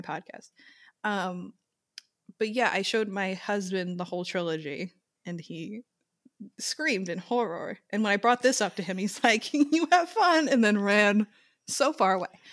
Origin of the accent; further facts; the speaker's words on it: Long Island, New York, United States; I'm from Long Island